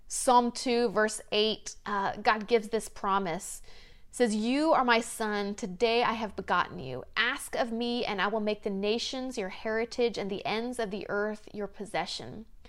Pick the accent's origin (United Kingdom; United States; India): United States; the South; moved away; When I grew up in the South, it seemed like almost every home had a, a big front porch